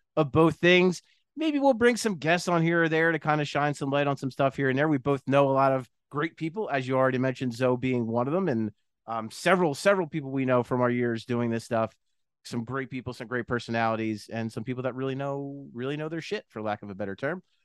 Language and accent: English; New Jersey, United States; also born or lived in West Philadelphia; I grew up in South Jersey. My parents are both from South Philly.